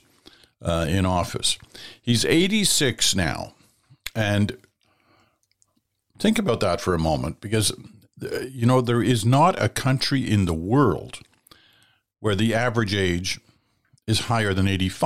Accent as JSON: {"language": "English", "town": "Ottawa", "region": "Ontario", "country": "Canada", "tie": "born or raised there", "said": "growing up in Ottawa"}